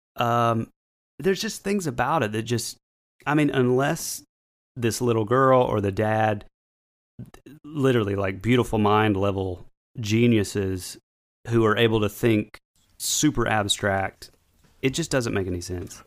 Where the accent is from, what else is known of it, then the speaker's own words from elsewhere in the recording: North Georgia, United States; we're from North Georgia